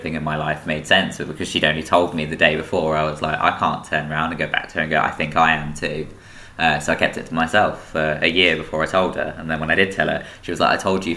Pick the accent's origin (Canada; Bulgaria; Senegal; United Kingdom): United Kingdom; Peterborough, East of England; I grew up in Peterborough